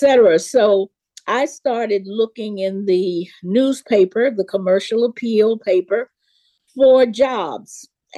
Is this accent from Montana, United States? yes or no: no; Memphis, Tennessee, United States; I grew up in Memphis, Tennessee, and, born in 44.